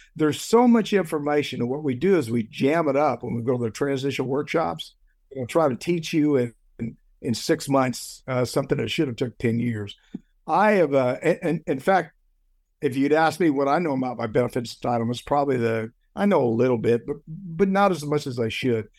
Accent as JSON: {"language": "English", "country": "United States", "said": "I'm an American"}